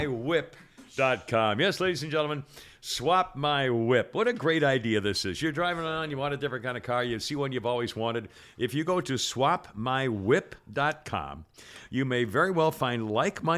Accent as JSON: {"language": "English", "area": "New England", "region": "Massachusetts", "country": "United States", "tie": "born or raised there", "also_born_or_lived": "Phoenix, Arizona", "moved": "as an adult", "lives_now": "Atlanta, United States", "said": "I was born and raised in New England"}